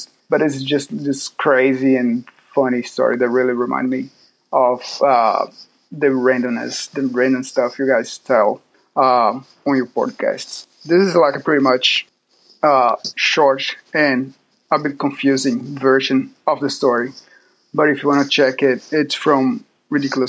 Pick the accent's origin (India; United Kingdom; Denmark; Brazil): Brazil; Salvador, Bahia; now in Auckland, New Zealand; I'm from Brazil, from a city called Salvador, but now I'm living in Oakland